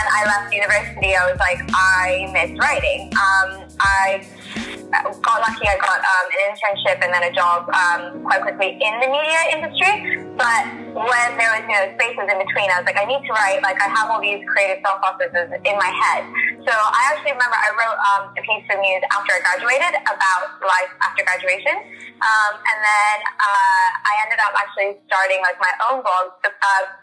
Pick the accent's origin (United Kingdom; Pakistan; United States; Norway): Pakistan; moved away; I'm originally from Pakistan, that's where I was born